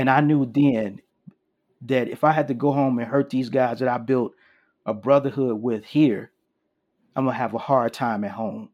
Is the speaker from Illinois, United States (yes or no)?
yes; Chicago, Illinois, United States; I'm originally from Chicago, Illinois